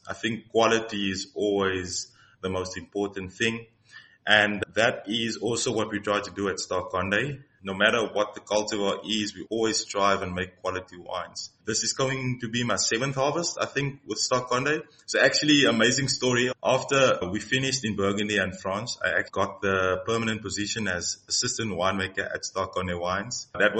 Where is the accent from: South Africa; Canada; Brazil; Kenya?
South Africa; George, Western Cape; Carratara is a small village close to George, where I grew up in the Garden Route.